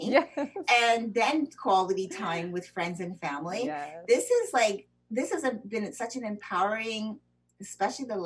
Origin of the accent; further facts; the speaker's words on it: Canada; also born or lived in United States; I'm American citizen born, but I was also raised in Canada